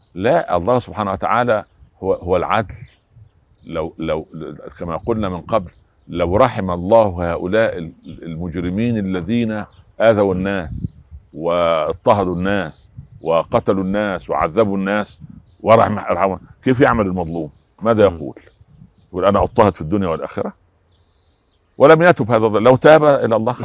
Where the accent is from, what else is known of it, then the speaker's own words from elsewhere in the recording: Egypt; عندنا في مصر